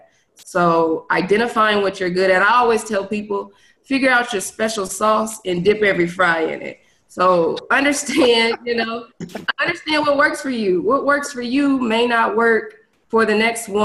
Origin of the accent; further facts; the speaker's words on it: Des Moines, Iowa, United States; moved away as an adult; also born or lived in Virginia / Washington, D.C.; now in Houston, United States; I am originally from Des Moines, Iowa